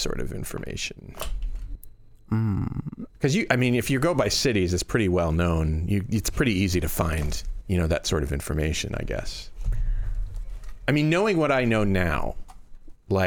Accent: Northeast, United States; now in Iowa, United States; I come from the Northeast, you know, which is, you know, pretty generally liberal

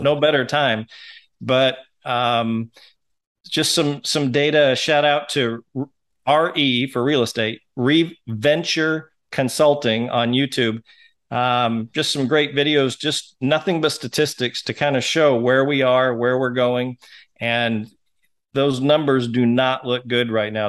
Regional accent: Seattle, Washington, United States; now in Hot Springs Village, United States; I'm, was born and raised in Seattle

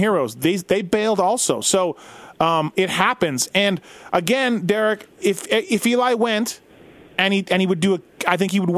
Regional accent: Canada; I'm Canadian

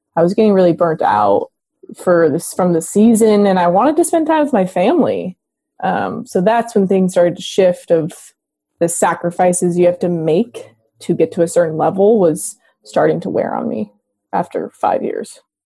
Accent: Los Gatos, California, United States; I was born in Los Gatos, California, and I grew up in the Bay Area.

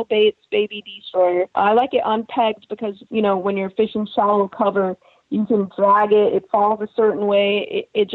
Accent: Texas, United States; It's a smaller lake where I live, or where I was born and raised in Texas

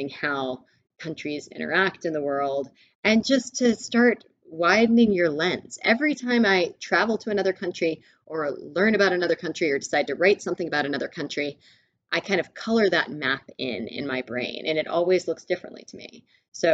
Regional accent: Mississippi, United States; I was born and raised in Mississippi

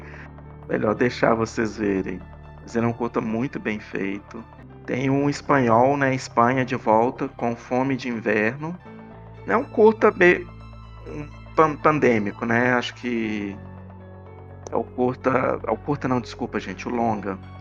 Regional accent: Belo Horizonte, Minas Gerais, Brazil; Que eu sou de Belo Horizonte

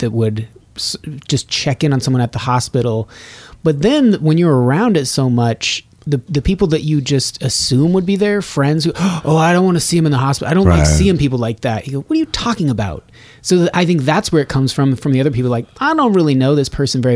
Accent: Nevada, United States; moved away; also born or lived in Colorado; I grew up in Nevada, but I went to school in Colorado

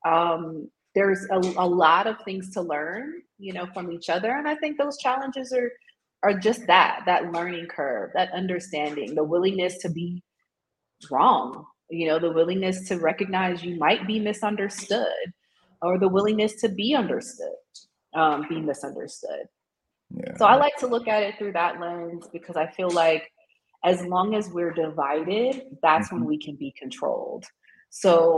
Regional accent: United States; moved away as an adult; also born or lived in Tanzania; now in South Africa; as an American

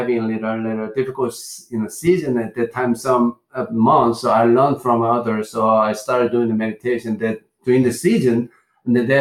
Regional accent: Gongju, South Chungcheong, South Korea; English is a second language; moved away as an adult; also born or lived in Seoul, South Korea; in a city called Gongju City, is born there. I lived there until high school.

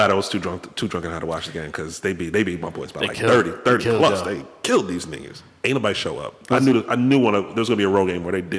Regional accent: Waterbury, Connecticut, United States; I grew up on the East End.

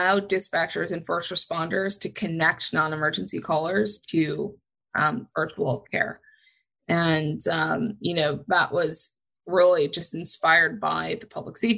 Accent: Huntington, New York, United States; my father was a volunteer EMT when I was growing up on Long Island in Huntington

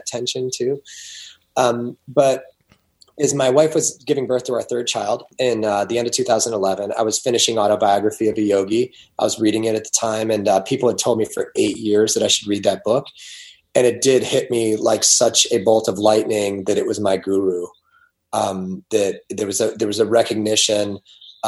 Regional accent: Ohio, United States; I was raised in Ohio.

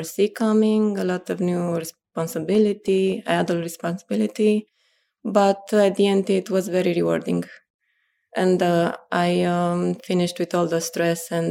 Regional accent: Pitești, Argeș, Romania; moved away as an adult; now in Bucharest, Romania; I was born in Pitești, which is a city at around 120 kilometers from Bucharest, but I've been living in Bucharest the last 10 years

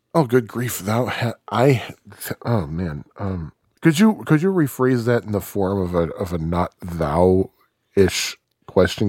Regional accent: Kankakee, Illinois, United States; moved away as an adult; also born or lived in Bourbonnais, Illinois; now in Chicago, United States; I was born in Kankakee, but that's because there are no hospitals in Bourbonnais

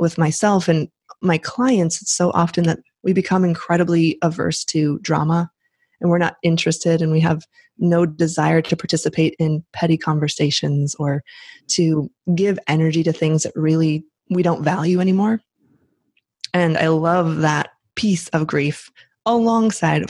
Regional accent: Midwest, United States; accent: Midwest; moved away; my Midwest accent

